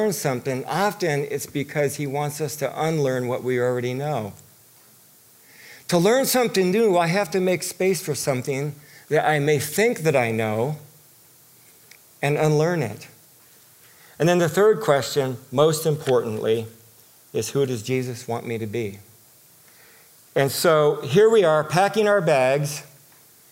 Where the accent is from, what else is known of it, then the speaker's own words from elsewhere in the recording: Southern California, United States; moved away; I'm from Southern California. You know that I was raised out there